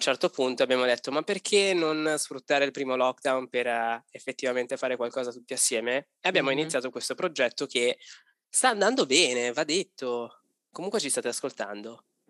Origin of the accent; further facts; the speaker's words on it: Italy; moved away as an adult; noi abbiamo avuto la fortuna di lasciare l'Italia per decisione, non per necessità